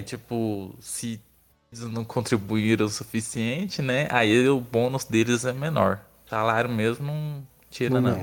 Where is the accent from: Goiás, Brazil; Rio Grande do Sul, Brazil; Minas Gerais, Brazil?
Goiás, Brazil; Barro Alto; moved away as an adult; now in Goiânia, Brazil; Sou de Barro Alto.